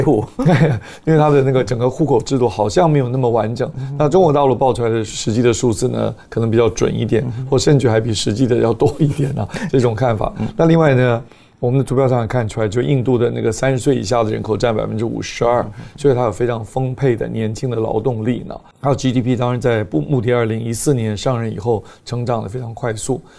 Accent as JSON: {"language": "Chinese", "country": "Taiwan", "tie": "born or raised there", "said": "我们在台湾长大，台湾是算相当的平等的一个社会"}